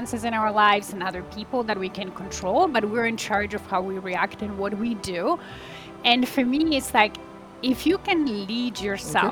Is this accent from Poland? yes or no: yes; Poland; now in Toronto, Canada; I'm originally from Poland. I live in Canada, in Toronto area with my family